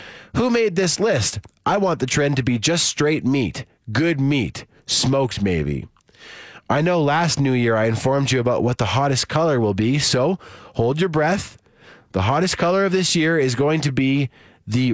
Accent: Saskatoon, Saskatchewan, Canada; moved away; my hometown of Saskatoon

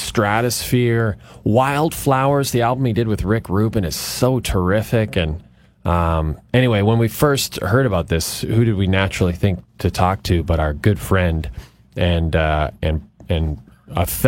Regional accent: Athabasca, Alberta, Canada; moved away; my hometown

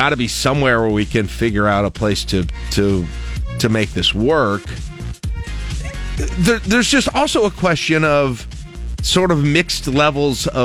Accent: Toronto, Ontario, Canada; no I'm from Toronto.

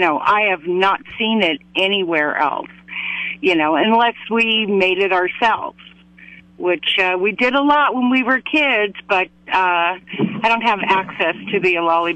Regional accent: Los Altos, California, United States; now in Morro Bay, United States; In the Bay Area. I grew up in a town called Los Altos.

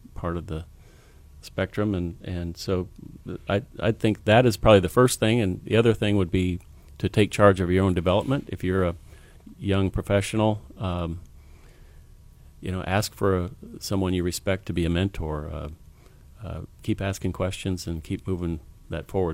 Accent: Waterloo, Iowa, United States; I grew up in Waterloo, Iowa, a seventh in a family of ten

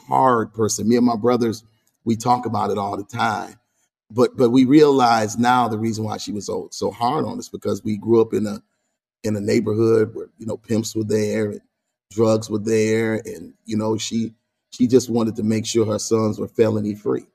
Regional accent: Grand Rapids, Michigan, United States; Born and raised there

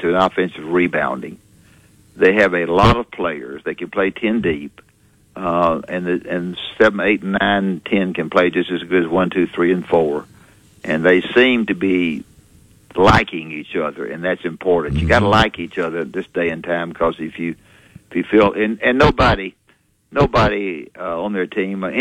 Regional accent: Florence, Alabama, United States; I'm from Florence

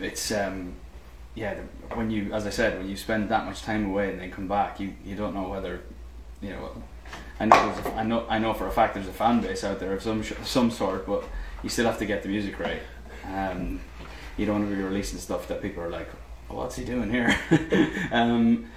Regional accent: Ireland; moved away; being Irish. I mean, just growing up in the island

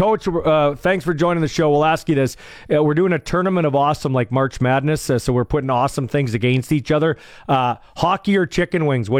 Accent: Canada; I'm a nationalist, I'm Canadian, I love the Canadian Football League, I grew up with it.

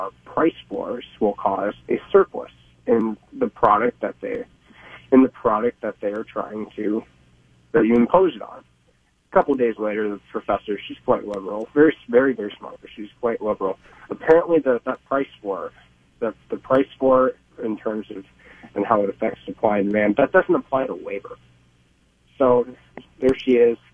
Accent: Minneapolis, Minnesota, United States; moved away; I'm originally from Minneapolis, from Minnesota

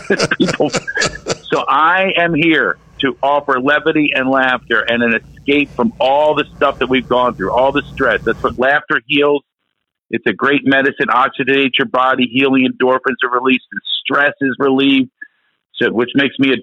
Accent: Philadelphia, Pennsylvania, United States; moved away; I'm from Philadelphia. City of brotherly love. There's no love in Philly.

